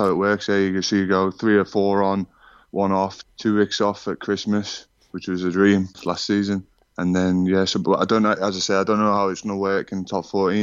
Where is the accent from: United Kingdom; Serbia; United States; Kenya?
United Kingdom; Liverpool, North West England; accent: Scouse; moved away as an adult; now in Lyon, France; being a Scouser